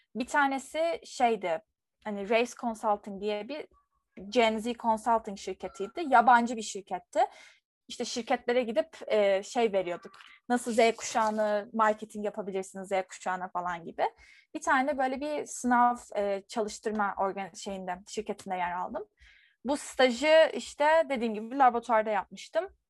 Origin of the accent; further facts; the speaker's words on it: Turkey; ben bir Türk olarak